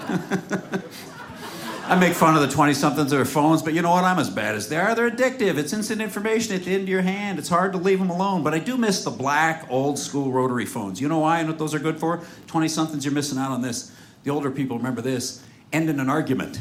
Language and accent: English; Seattle, Washington, United States; I'm from Seattle